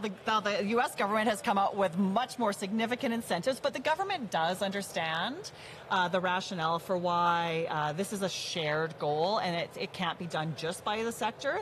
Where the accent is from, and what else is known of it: Cut Knife, Saskatchewan, Canada; born or raised there; now in Alberta, Canada